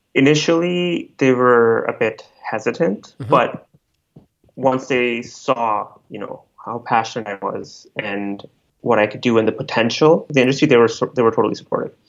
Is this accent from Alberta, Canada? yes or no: yes; Calgary, Alberta, Canada; also born or lived in Delhi, India / Jubail, Saudi Arabia; now in Vancouver, Canada; So I spent most of my childhood in Calgary in the cold.